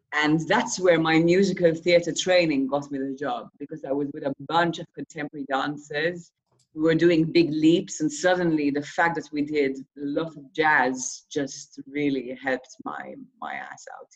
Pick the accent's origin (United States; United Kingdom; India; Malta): Malta; I'm from Malta